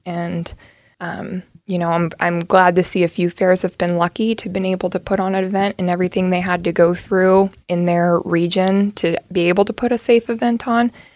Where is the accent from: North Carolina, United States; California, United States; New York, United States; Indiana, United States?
California, United States; Dorris; moved away as an adult; I grew up on a, um, a beef cattle and hay ranch, um, right along the California Oregon border in the Klamath Basin, um, just on the California side of the border. Little town called Doris, California is where I went to high school